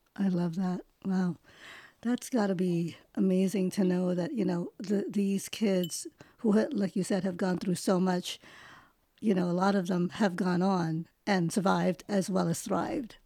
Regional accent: New York, United States; first language English; also born or lived in Manila, Philippines; I was born in manila actually but i grew up pretty much in New York

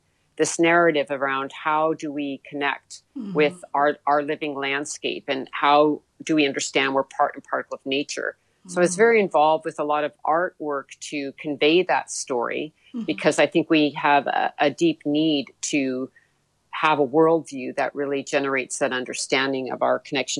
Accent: Mendocino, California, United States; the area where I grew up was in Mendocino County, in the town of Mendocino on the coast of California

